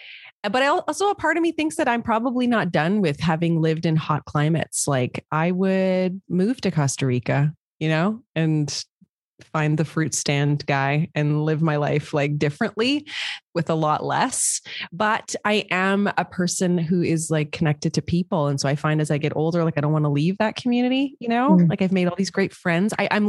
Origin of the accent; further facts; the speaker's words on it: Montreal, Quebec, Canada; also born or lived in Toronto / Vancouver / Alberta / Malaysia; now in Ontario, Canada; I've lived in a lot of places. Like, I'm from Montreal. I lived in Toronto. I lived in Vancouver. I lived in Alberta. I lived in Malaysia.